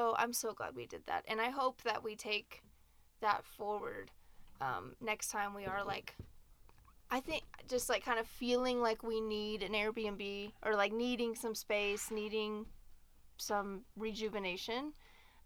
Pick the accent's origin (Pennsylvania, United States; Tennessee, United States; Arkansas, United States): Tennessee, United States; Nashville; moved away as an adult; also born or lived in Denver; we're both from Nashville as well